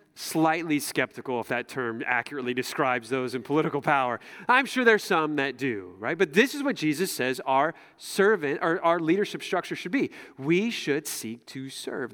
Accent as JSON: {"language": "English", "country": "United States", "said": "as American Christians"}